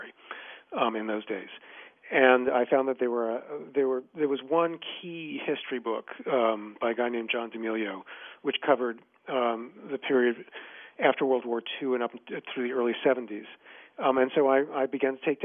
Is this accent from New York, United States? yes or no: yes; New York City, New York, United States; I grew up in Kew Gardens, Queens